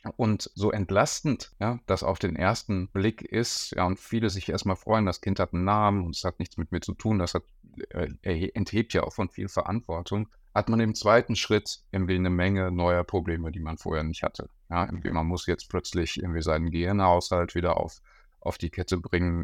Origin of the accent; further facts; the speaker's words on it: Bochum, North Rhine-Westphalia, Germany; now in Berlin, Germany; Ich bin Bochumer ähm, und habe äh, in Bochum auch meine äh, Psychologieausbildung gemacht an der Uni.